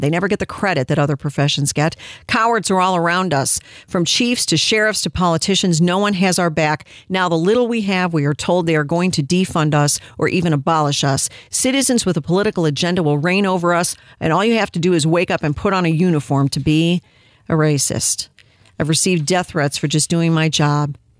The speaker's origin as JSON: {"language": "English", "country": "United States"}